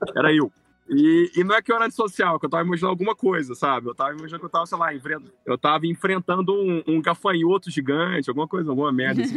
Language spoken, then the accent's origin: Portuguese; Brazil; sou brasileiro, eu amo o Brasil, eu sou apaixonado pela nossa terra